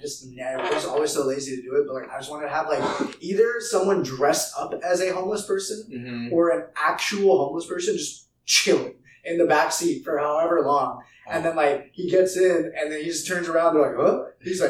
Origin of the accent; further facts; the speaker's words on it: California, United States; We've all been from California. Yeah, we've all been born and raised in California, just different parts.